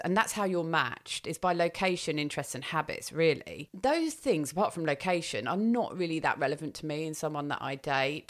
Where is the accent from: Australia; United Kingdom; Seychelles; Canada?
United Kingdom; England; I also don't put on there that I'm English.